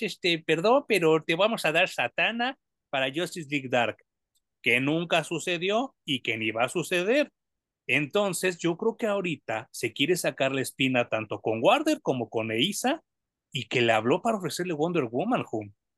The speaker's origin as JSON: {"language": "Spanish", "country": "Mexico", "said": "como mexicano cuesta mucho trabajo porque tenemos que aprender otro idioma"}